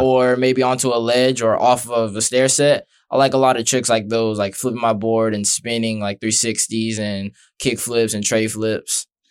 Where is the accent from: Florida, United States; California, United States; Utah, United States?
Florida, United States; Brandon; I'm from Brandon